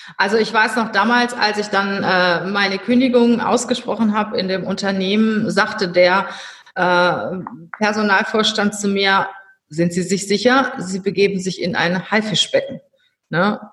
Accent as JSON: {"language": "German", "region": "North Rhine-Westphalia", "country": "Germany", "lives_now": "Cologne, Germany", "said": "als Rheinländer ins Schwabenland zu gehen"}